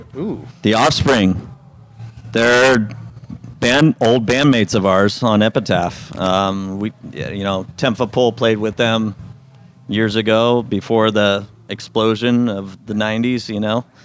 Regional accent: Simi Valley, California, United States; Simi Valley is where I grew up

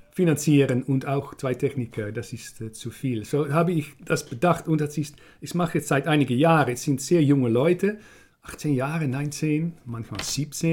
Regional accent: Netherlands; German is a second language

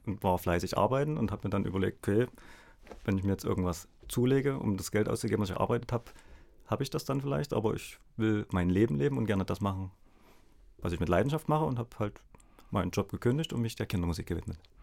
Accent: Dresden, Saxony, Germany; ich komme aus Dresden.

